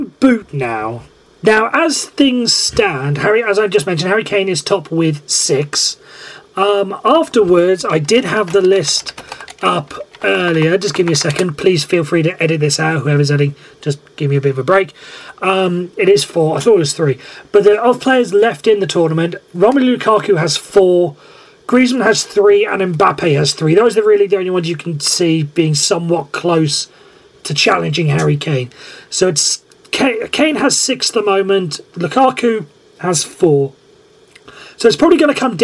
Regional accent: Welsh, Wales, United Kingdom; being Welsh

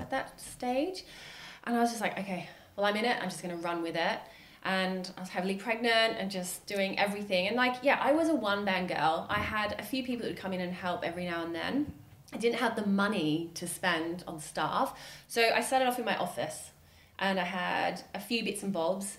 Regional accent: Australia; now in United Kingdom; I'm Australian

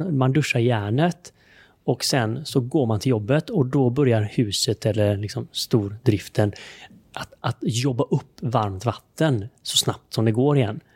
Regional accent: Sweden; Jag som svensk

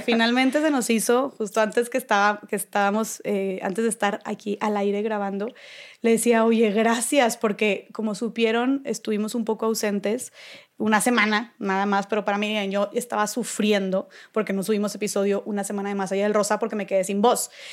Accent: Monterrey, Nuevo León, Mexico; yo soy de Monterrey, vivo en Monterrey

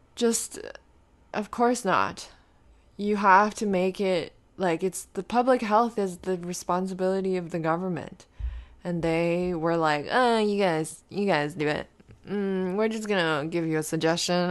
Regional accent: Canada; we're Canadian

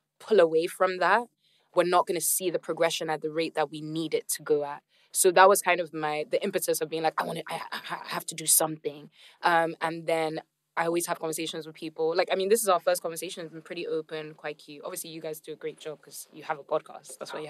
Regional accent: Nigeria; I'm from Nigeria.

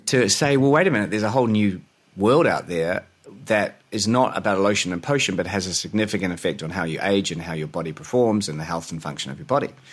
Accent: New Zealand; moved away as an adult; also born or lived in Australia / London; born in New Zealand

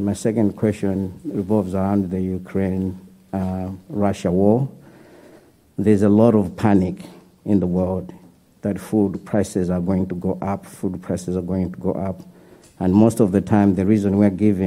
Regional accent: Malawi; moved away as an adult; I am from Malawi. I was born and raised in the village without electricity or running water.

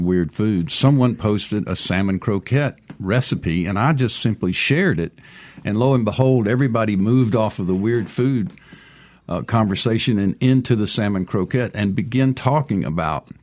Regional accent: Booneville, Mississippi, United States; as a child growing up in Boonville

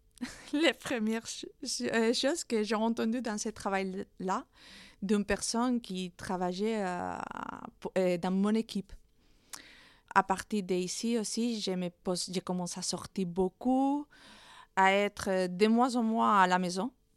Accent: Madrid, Community of Madrid, Spain; French is a second language; moved away as an adult; je suis espagnole, née à Madrid

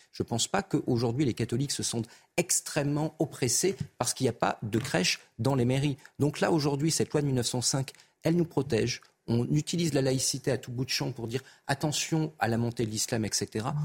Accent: Clermont-Ferrand, Auvergne-Rhône-Alpes, France; je viens de Clermont-Ferrand et je viens des quartiers difficiles de Clermont-Ferrand

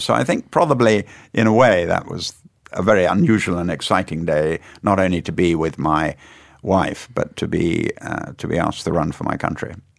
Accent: Weston-super-Mare, South West England, United Kingdom; In the Western Supermare in Somerset. I'm a West Country boy. That's where I come from

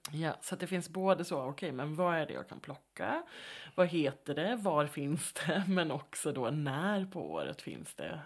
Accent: Halland County, Sweden; Halland där jag växte upp

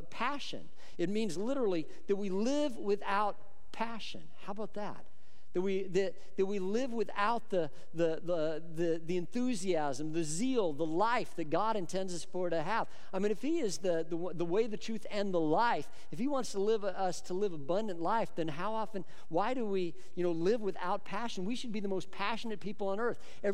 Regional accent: Boulder, Colorado, United States; I grew up in Colorado

